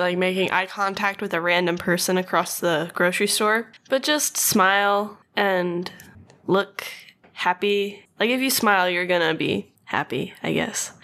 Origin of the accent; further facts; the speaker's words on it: Louisiana, United States; moved away; I am from Louisiana, where the humidity is the worst in the entire world.